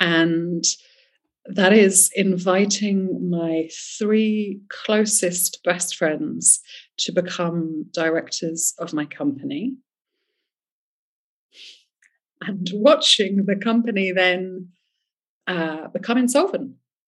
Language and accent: English; England, United Kingdom; accent: English; also born or lived in France; now in Spain; I grew up in England, but I was born in France. I am here on a German passport. My family's Swiss. I lived in seven countries before I was seven.